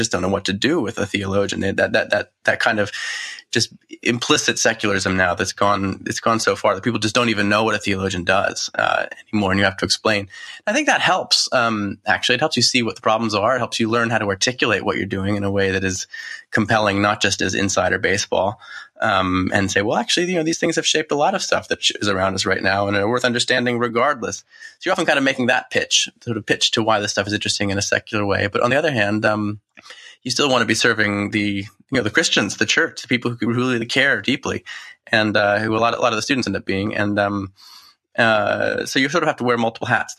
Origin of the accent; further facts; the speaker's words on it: United States; moved away as an adult; now in United Kingdom; as an American in the British theological context